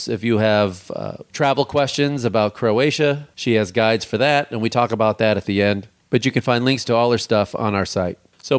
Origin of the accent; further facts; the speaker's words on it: United States; I'm an American.